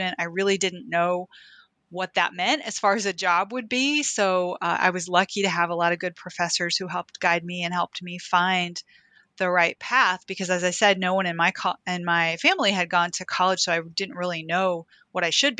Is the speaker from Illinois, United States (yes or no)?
no; Oklahoma City, Oklahoma, United States; growing up in Oklahoma City